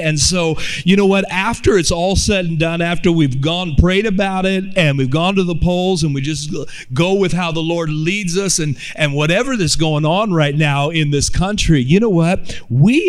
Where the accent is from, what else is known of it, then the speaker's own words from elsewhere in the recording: Oakland, California, United States; But I actually grew up in Oakland, California, in the middle of the inner city